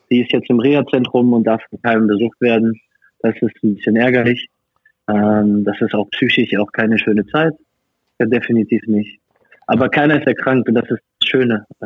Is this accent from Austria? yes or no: no; France; also born or lived in Germany; now in Hungary; Ich als französischer Staatsbürger